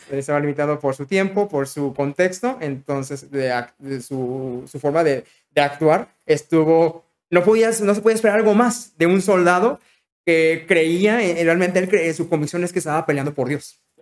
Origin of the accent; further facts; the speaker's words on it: Mexico; en México, siendo mexicano